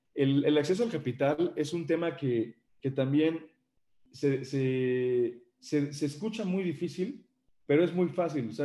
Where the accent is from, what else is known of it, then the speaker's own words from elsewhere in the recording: Mexico City, Mexico; moved away as an adult; now in Puebla, Mexico; yo soy originario de la Ciudad de México, me vine a vivir para acá, para Puebla, por razones familiares